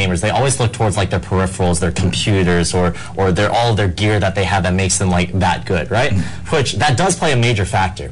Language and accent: English; Virginia, United States; moved away as an adult; now in Los Angeles, United States; I'm from the East Coast in a state called Virginia